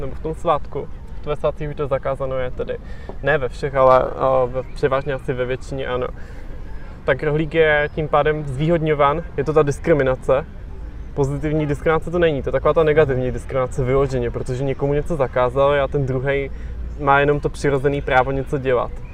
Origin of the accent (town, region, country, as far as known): Czechia